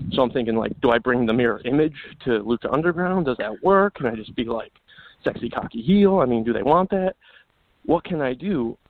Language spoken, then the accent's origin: English; Illinois, United States; also born or lived in California; now in Las Vegas, United States; I was born and raised in Illinois